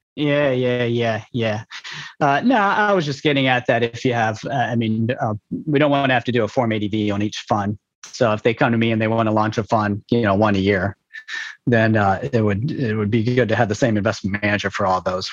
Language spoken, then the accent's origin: English; Memphis, Tennessee, United States; moved away; also born or lived in Nashville; I was born in Nashville and grew up in Memphis